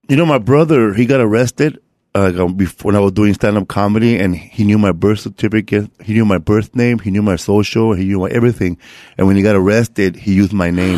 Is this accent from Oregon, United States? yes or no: no; Los Angeles, California, United States; I grew up in um, Boyle Heights. Um, it's like people confuse it to East LA, but um, I'm like closer to downtown LA.